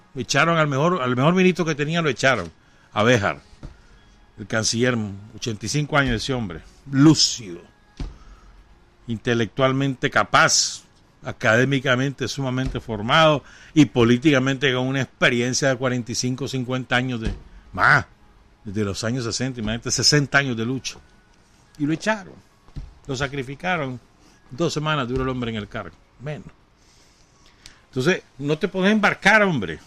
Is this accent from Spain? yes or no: no; Nicaragua